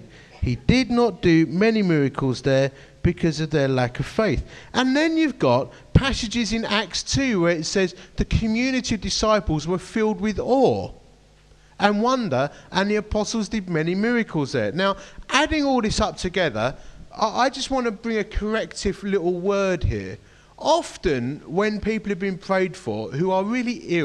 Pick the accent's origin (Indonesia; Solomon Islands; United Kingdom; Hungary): United Kingdom